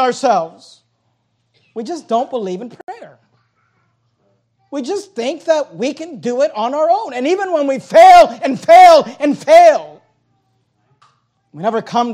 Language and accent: English; United States; we're American Christians